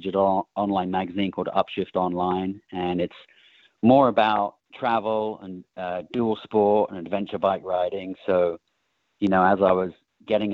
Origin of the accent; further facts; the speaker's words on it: England, United Kingdom; now in California, United States; I grew up in England